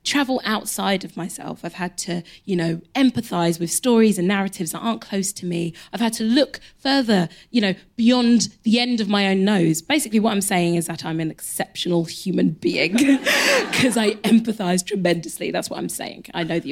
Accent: London, United Kingdom; I grew up in Elephant Castle.

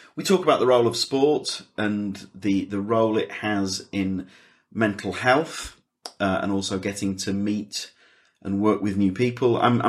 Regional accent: England, United Kingdom; I'm from England

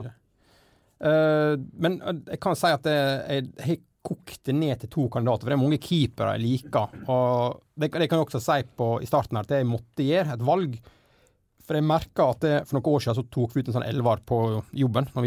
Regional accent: Gjersbakkane, Møre og Romsdal, Norway; Jeg er fra, jeg er fra Gjersbakkane

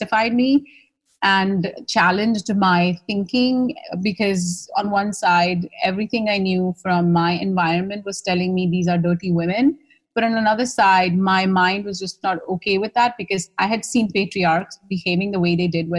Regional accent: India; accent: Indian; moved away as an adult; now in New York, United States; my Indian accent wasn't quite the Indian accent they were used to either

